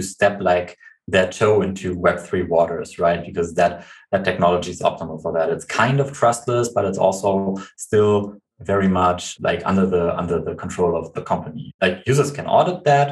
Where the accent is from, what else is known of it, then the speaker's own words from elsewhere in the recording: Germany; we are from Germany